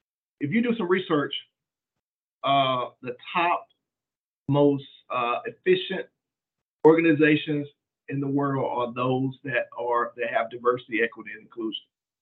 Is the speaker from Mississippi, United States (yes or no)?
yes; Mississippi, United States; I grew up in Mississippi.